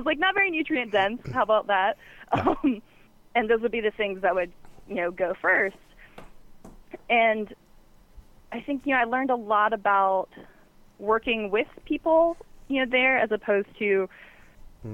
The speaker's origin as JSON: {"language": "English", "region": "the South", "country": "United States", "moved": "yes", "said": "I'm from the South originally"}